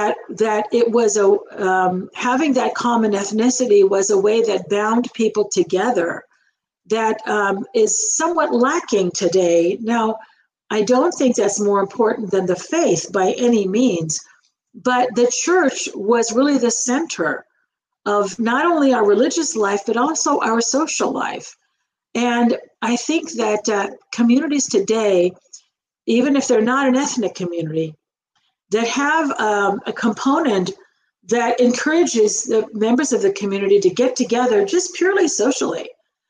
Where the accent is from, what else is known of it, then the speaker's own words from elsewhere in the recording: Los Angeles, California, United States; also born or lived in North San Diego County, California; we lived in the San Fernando Valley, which is in the Los Angeles area. The church was, you know, a few miles away. And we went to church every Sunday. That's until I was about 11. And then we moved to North San Diego County